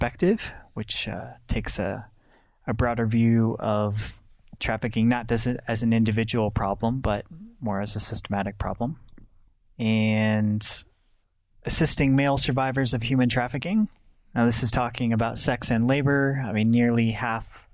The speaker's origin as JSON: {"language": "English", "country": "United States", "said": "as an American male"}